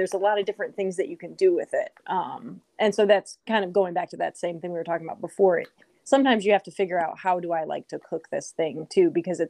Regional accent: Midwest, United States; I grew up in the Midwest

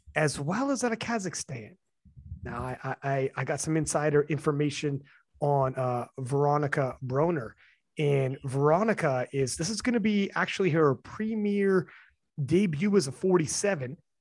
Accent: Canada; I'm Canadian

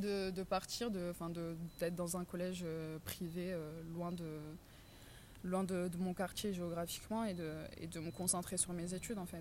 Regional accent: Marseille, Provence-Alpes-Côte d'Azur, France; moved away as an adult; now in Paris, France; je suis née dans le quartier de la Savine, dans le 15e arrondissement euh, de Marseille. Puis j'ai vécu pendant 11-12 ans de ma vie dans le quartier de la Visitation, dans le 14e arrondissement.

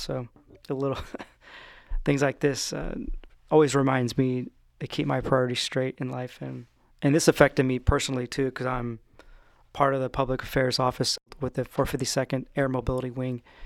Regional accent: Stockton, California, United States; now in Orange County, United States; my hometown of Stockton, California

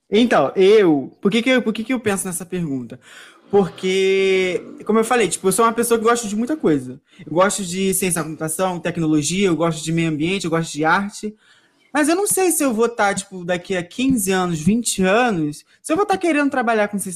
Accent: Brazil; A gente é brasileiro, né?

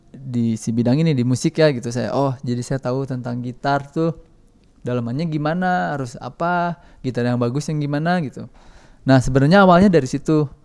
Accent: Bandung, West Java, Indonesia; mudik mudik ya saya, saya orang Bandung jadi nggak kemana-mana

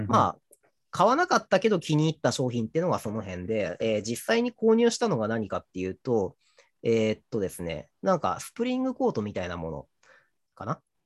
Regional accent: Toyama, Japan; 僕は、あの、地元が富山県なので

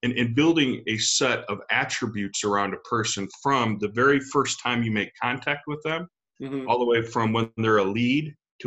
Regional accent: United States; moved away as an adult; also born or lived in Texas / Louisiana; now in St. Louis, United States; I am a transplant. I grew up in Texas in Louisiana.

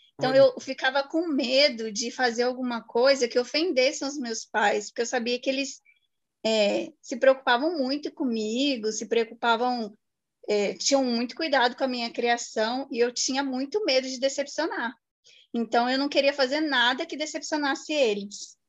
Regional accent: Guaratinguetá, São Paulo, Brazil; E eu nasci aqui, depois morei quatro anos em São Paulo e voltei para Guará

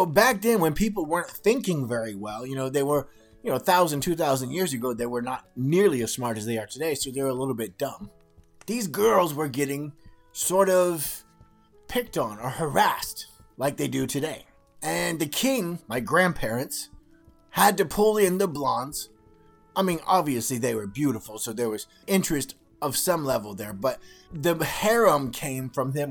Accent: California, United States; When I was a child growing up in California

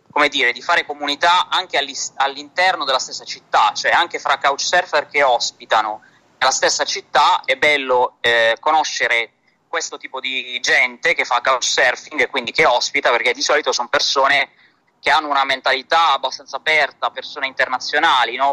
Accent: Bari, Apulia, Italy; sono un barese

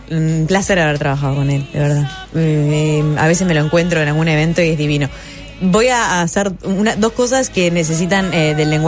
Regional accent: Uruguay; somos tres dramaturgas uruguayas.

